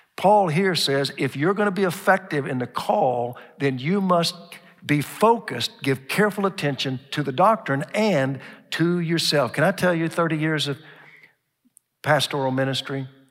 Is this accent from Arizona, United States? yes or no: no; Oklahoma, United States; now in Dallas, United States; growing up in Oklahoma